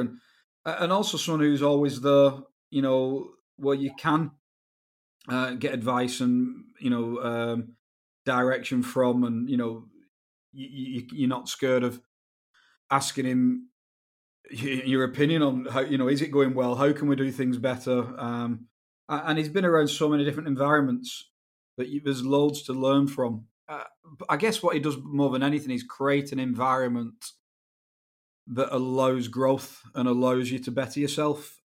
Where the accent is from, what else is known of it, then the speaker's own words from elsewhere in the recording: Wigan, North West England, United Kingdom; where I was brought up in England, uh, a, a t, a town in the northwest called Wigan